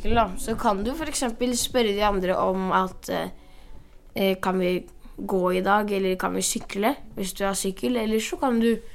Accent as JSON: {"language": "Norwegian", "country": "Brazil", "moved": "yes", "lives_now": "Oslo, Norway", "said": "I Brasil har jeg masse venner, for at jeg er fra Brasil"}